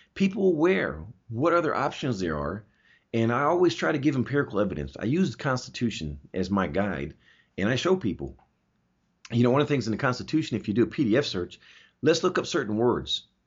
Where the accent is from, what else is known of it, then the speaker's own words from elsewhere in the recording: Augsburg, Bavaria, Germany; now in United States; I was born in Augsburg, Germany